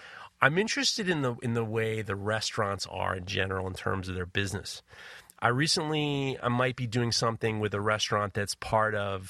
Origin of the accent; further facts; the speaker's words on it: New York City, New York, United States; I grew up in New York City in the 70s and 80s.